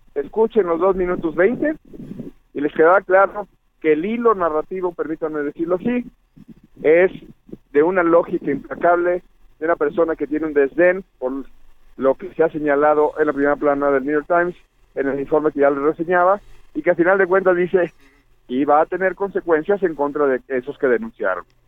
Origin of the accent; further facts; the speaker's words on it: Jalisco, Mexico; moved away; allá en mi tierra, Jalisco